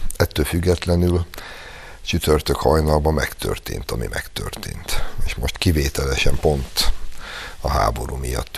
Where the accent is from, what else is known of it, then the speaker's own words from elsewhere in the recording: Hungary; mi mégiscsak egy olyan országban születtünk, én például 63-ban, vagyis 7 évvel azután, hogy a Szovjetunió brutálisan vérbe folytotta a magyar forradalmat, és egész fiatalságomat azzal egy olyan országban töltöttem